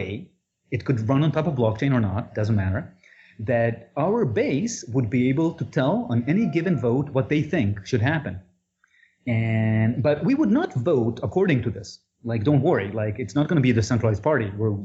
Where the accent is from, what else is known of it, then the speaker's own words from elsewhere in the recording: Israel; I'm from Israel.